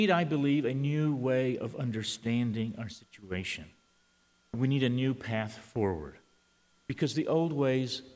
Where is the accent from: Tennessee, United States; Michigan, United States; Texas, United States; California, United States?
Texas, United States; San Antonio; first language Spanish; English is a second language; I'm a Latino. I was born in San Antonio and spoke Spanish before I spoke English.